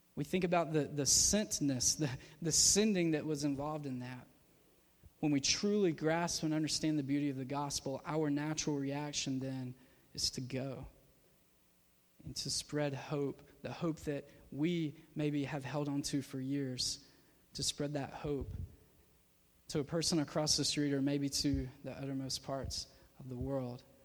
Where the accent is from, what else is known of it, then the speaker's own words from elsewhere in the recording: Georgia, United States; my small town that I grew up in in Georgia